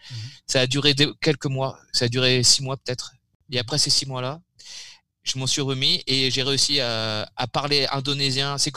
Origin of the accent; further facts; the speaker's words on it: Brittany, France; pour être tranquille, je suis rentré chez moi en Bretagne et j'ai bossé à fond sur l'examen